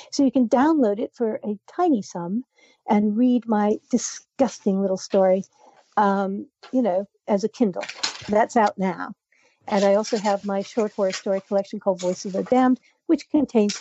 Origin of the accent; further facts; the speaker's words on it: Canada; I'm Canadian